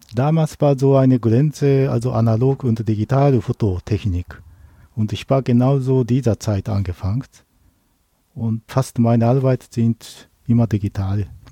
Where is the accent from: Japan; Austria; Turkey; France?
Japan; Tsukuba, Ibaraki; German is a second language; moved away as an adult; now in Germany; Ich komme aus Tokio, äh, näher von Tokio, aber meine Heimat heißt Tsukuba, also kleiner Dorf.